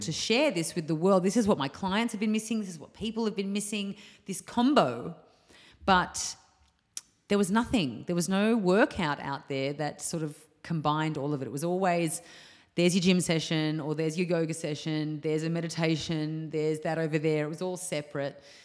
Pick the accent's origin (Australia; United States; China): Australia; moved away as an adult; also born or lived in Bali; my hometown.